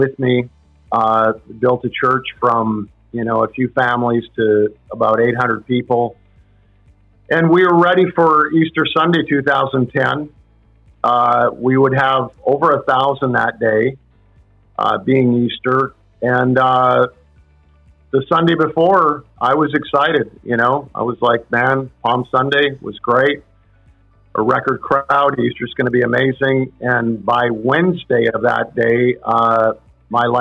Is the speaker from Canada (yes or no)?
yes; Canada; I'm from Canada